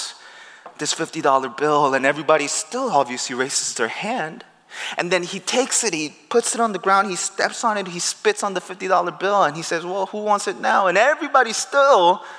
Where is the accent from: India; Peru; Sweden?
Peru; moved away; I grew up in Peru.